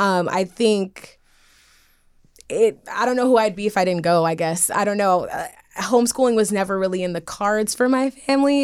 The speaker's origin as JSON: {"language": "English", "town": "New York City", "region": "New York", "country": "United States", "moved": "as an adult", "lives_now": "Los Angeles, United States", "said": "I'm originally from Brooklyn, New York"}